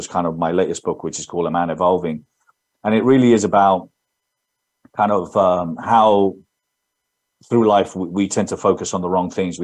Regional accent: London, United Kingdom; accent: English; now in Spain; So I was born in London, brought up there. That's my English accent, but I lived in Spain all my life.

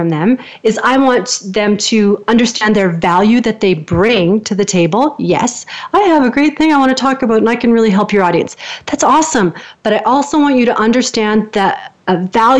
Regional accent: Canada; I'm a Canadian, so I lift at the end like I'm always asking a question

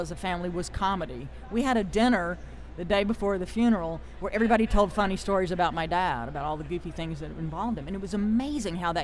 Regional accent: Greenville, South Carolina, United States; moved away; I'm from Greenville, South Carolina originally.

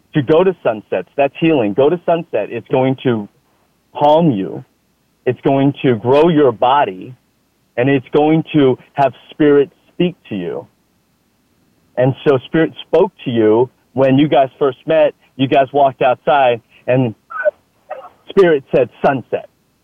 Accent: Austin, Texas, United States; I'm from Austin, Texas. Austin, I love Austin, Texas.

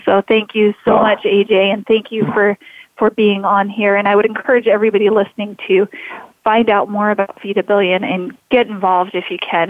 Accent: Idaho, United States; I've pretty much been born and raised in Idaho

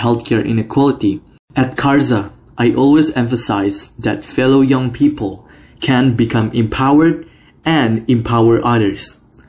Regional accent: Jakarta, Indonesia; I am from Jakarta, Indonesia.

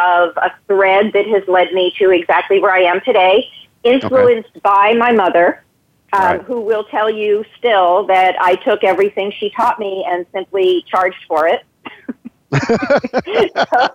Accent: New Jersey, United States; moved away as an adult; also born or lived in New York City, United States; I was born in New Jersey

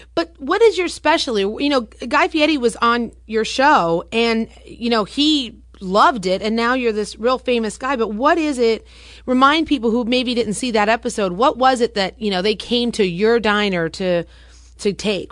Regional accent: Los Angeles, California, United States; now in New Jersey, United States; I'm from Los Angeles, Forbes, and I never even heard of a Dina until I moved to New Jersey

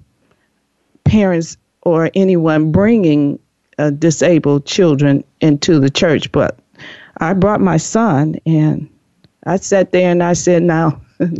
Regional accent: Chicago, Illinois, United States; now in California, United States; I'm originally from the Chicago, Illinois, and moved to California

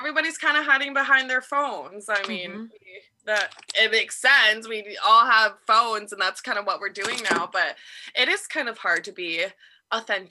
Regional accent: Canada; also born or lived in Hong Kong; My family and I moved to Canada when I was a baby

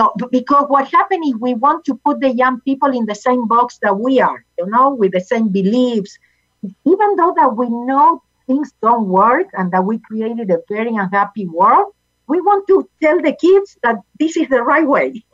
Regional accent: Argentina; English is a second language; now in United States; I was born in Argentina.

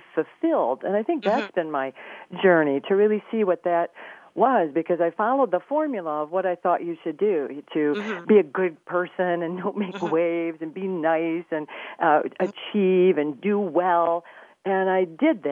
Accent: Flint, Michigan, United States; I grew up in Flint, Michigan

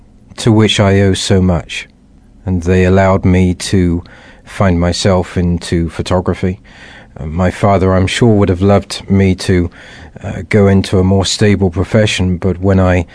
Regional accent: Wiltshire, near Stonehenge, South West England, United Kingdom; I grew up in England, a couple of miles away from Stonehenge, for many years, and remember these profound and wonderful memories, running around the wheat fields of Wiltshire

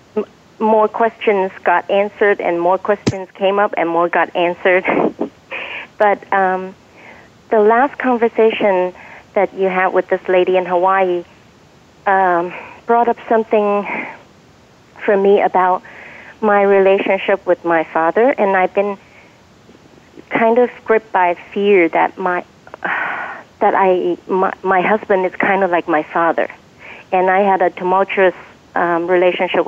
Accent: China; moved away; I grew up in China

